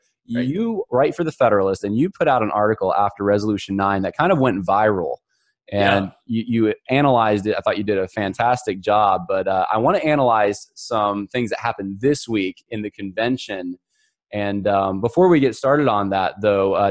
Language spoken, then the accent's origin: English; upstate New York, United States; also born or lived in Los Angeles, California; now in American South, United States; I'm from Los Angeles originally. Though I grew up in upstate New York